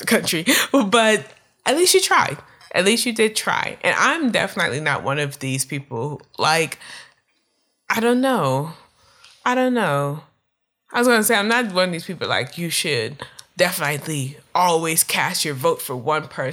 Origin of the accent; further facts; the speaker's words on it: Prince George's County, Maryland, United States; I grew up in Prince George County, Maryland